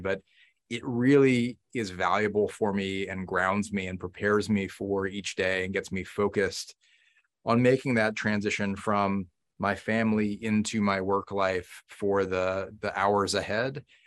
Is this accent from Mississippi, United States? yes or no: no; Newton, Massachusetts, United States; where I grew up in Newton, Massachusetts